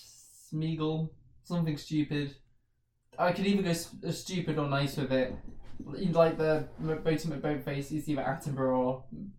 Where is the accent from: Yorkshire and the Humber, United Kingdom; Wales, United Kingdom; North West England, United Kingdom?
North West England, United Kingdom; Southport; Like my hometown Southport.